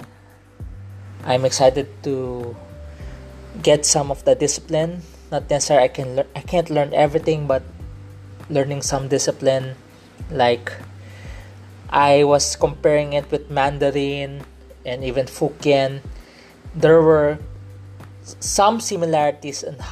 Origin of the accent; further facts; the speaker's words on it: Philippines; accent: Filipino English; I'm not Korean. I'm a Filipino Chinese. I grew up here in the Philippines.